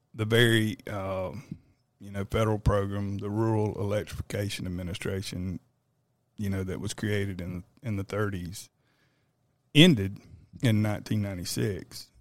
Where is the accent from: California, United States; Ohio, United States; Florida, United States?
Florida, United States; moved away as an adult; now in Texas, United States; I'm, I'm actually from Florida